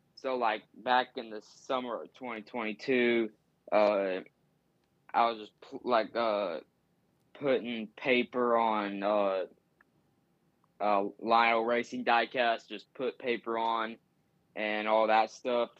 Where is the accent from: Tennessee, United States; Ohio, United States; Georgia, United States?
Tennessee, United States; I'm from Tennessee and I, I live, like, thirty, twenty, twenty to thirty minutes from their racing shop